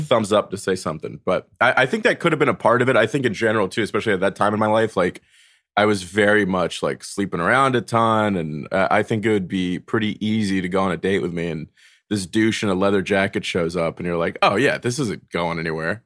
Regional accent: North Carolina, United States; moved away as an adult; now in New York, United States; I was raised in North Carolina, and then the week I turned eighteen, I moved to New York

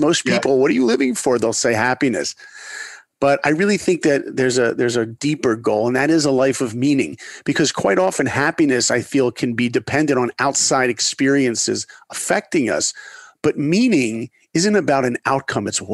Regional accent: New York, United States; moved away; I was a little kid growing up in New York

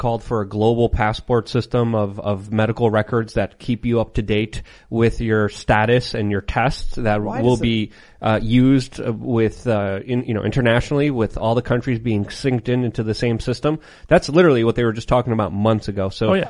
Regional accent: New York City, New York, United States; I grew up in New York City.

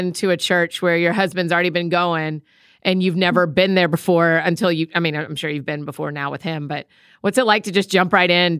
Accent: Marietta, Georgia, United States; my hometown, man. That's where I'm from too.

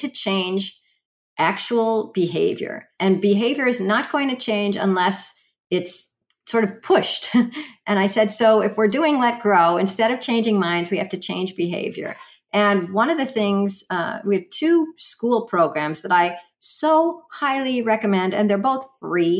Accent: Chicago, Illinois, United States; I grew up in Chicago

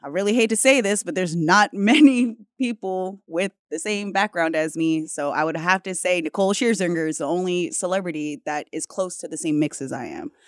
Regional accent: Hawaii, United States; being Hawaiian, but also being mixed, you know, multiple backgrounds

